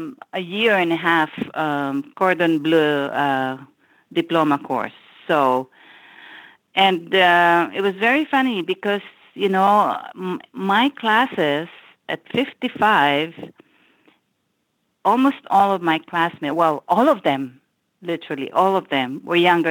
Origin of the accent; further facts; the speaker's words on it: Philippines; moved away as an adult; now in United States; I grew up in the Philippines and I moved to the U.S. when I was 29